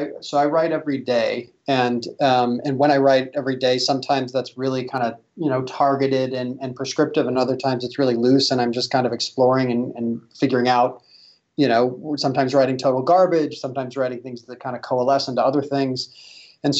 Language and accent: English; Midwest, United States; I still, at my core, well, I think I'll always identify as being a Midwesterner.